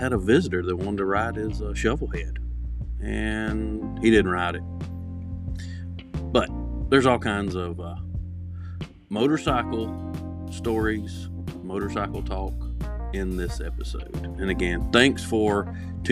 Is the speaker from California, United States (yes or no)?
no; South Carolina, United States; my hometown in Calpin, South Carolina